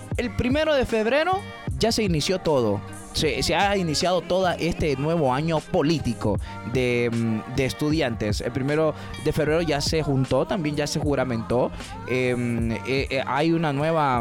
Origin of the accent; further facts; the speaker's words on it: Honduras; como todo hondureño